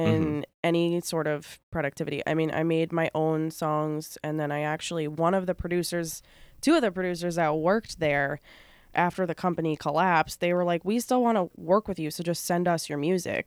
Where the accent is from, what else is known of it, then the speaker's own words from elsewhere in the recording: Bridgehampton, New York, United States; I grew up in Bridgehampton